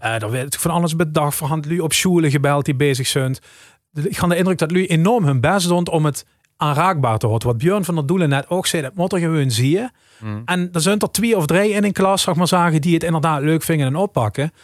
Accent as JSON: {"language": "Dutch", "town": "Rimburg", "region": "Limburg", "country": "Netherlands", "tie": "born or raised there", "accent": "Limburgish", "first_language": "Limburgish"}